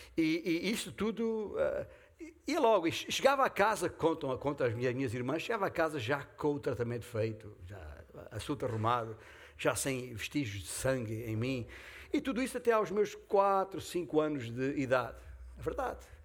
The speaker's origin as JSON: {"language": "Portuguese", "town": "Beja", "region": "Alentejo", "country": "Portugal", "tie": "born or raised there", "said": "castelo de Beja, a minha terra natal"}